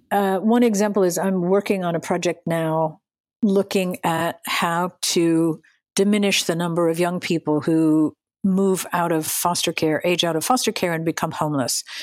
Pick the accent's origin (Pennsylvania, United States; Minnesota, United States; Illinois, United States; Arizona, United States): Pennsylvania, United States; Western; I grew up in Western Pennsylvania